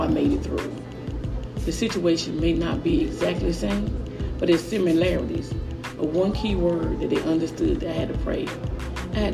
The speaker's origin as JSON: {"language": "English", "town": "Raeford", "region": "North Carolina", "country": "United States", "said": "Originally from Rayford, North Carolina"}